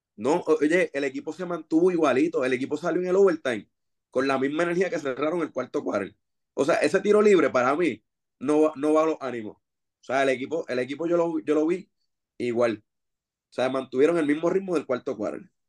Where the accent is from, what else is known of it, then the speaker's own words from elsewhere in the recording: Bayamón, Puerto Rico; yo soy de Bayamón, obviamente somos vaqueros full